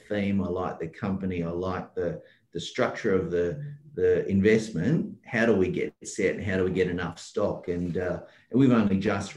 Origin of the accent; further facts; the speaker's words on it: Perth, Western Australia, Australia; I'm from Perth and I'm in the Wild West, so to speak, and it's the resource capital of Australia